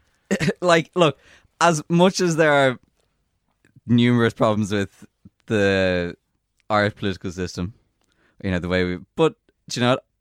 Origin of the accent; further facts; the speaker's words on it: Ireland; we are a European citizen as well as an Irish citizen